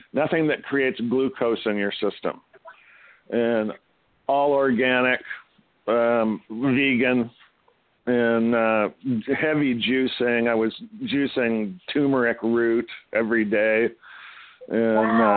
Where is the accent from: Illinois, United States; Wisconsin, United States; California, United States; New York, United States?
California, United States; also born or lived in Ontario; now in Canada; although I was born in Canada, I grew up in California